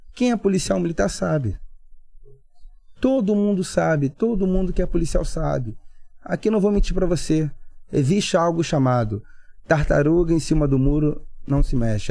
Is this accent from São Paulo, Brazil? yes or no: no; Niterói, Rio de Janeiro, Brazil; sou de Niterói